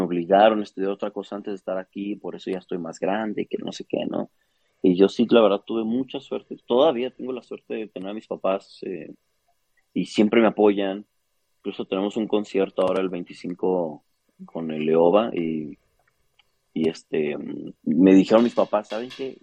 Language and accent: Spanish; Chihuahua, Mexico; Soy de Chihuahua, Chihuahua.